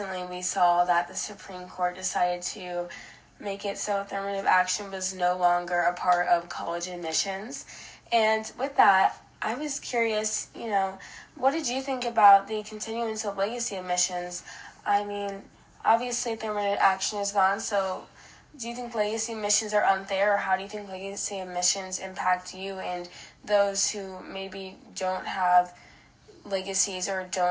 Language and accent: English; Iowa, United States; growing up in Iowa, there's not a lot of diversity here